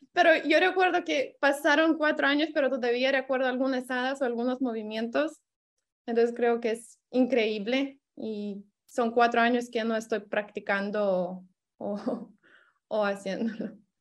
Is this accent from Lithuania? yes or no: yes; Lithuania; Spanish is a second language; soy de Lituania